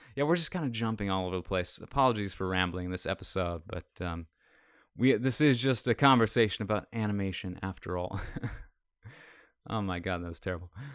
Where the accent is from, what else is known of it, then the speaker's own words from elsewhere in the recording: Minnesota, United States; I'm from Minnesota